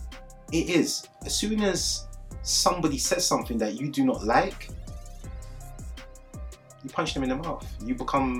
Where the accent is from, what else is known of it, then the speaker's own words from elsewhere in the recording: London, United Kingdom; also born or lived in Wandsworth Road, London; I'm originally from Clapham Junction